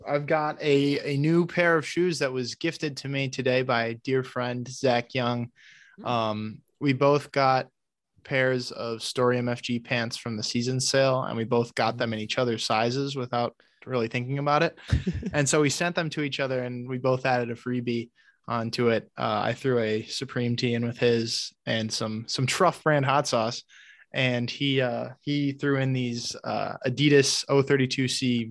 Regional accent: Michigan, United States; I still live in Michigan, but I grew up in Michigan

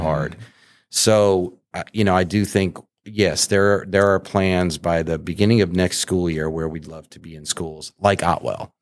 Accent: New England, United States; I grew up in New England

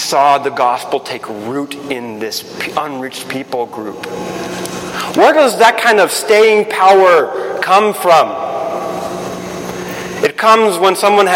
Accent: Guatemala; moved away; I grew up in Guatemala

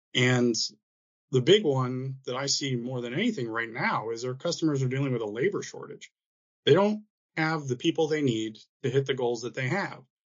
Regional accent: Michigan, United States; moved away; I had the wonderful experience of growing up in Michigan

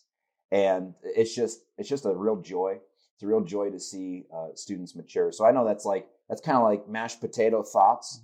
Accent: United States; growing up in Pendel, my father was a youth pastor

